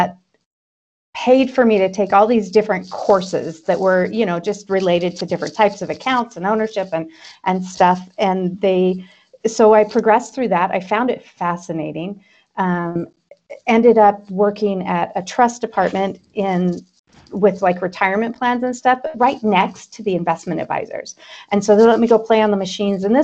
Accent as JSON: {"language": "English", "town": "Twin Falls", "region": "Idaho", "country": "United States", "tie": "born or raised there", "also_born_or_lived": "Boise, Idaho", "said": "I am an Idaho native. I grew up in Twin Falls."}